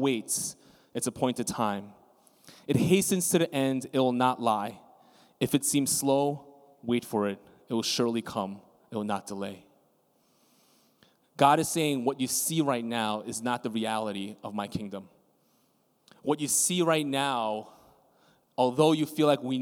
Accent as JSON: {"language": "English", "town": "New York City", "region": "New York", "country": "United States", "said": "as a New Yorker"}